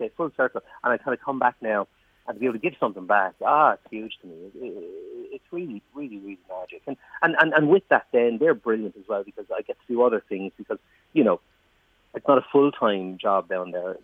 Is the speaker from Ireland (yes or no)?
yes; Waterford, Munster, Ireland; I'm from Waterford City Centre. Like, you know what I mean? That's where I was born, grew up